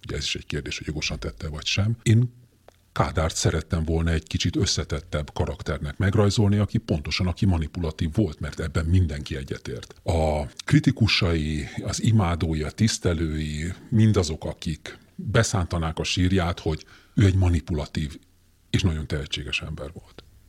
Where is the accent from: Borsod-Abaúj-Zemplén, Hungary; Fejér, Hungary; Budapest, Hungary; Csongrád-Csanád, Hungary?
Budapest, Hungary; Én nagyon szívesen nőttem fel azon a Budapesten, amelyen felnőttem